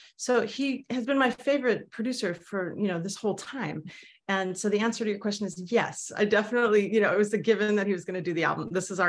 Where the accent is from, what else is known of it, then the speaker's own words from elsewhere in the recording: Manhattan, New York, United States; Well, if you can count living there till I was a year and a half, I grew up in Manhattan. I was born in Manhattan.